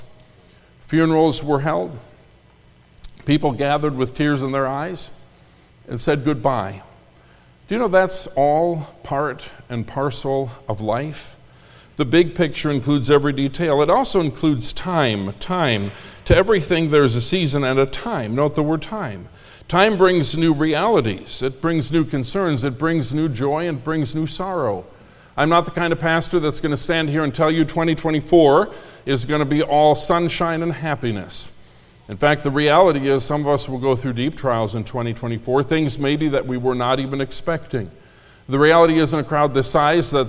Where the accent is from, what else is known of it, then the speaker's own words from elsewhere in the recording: Minnesota, United States; also born or lived in Concord, North Carolina; now in Indiana, United States; I grew up in Minnesota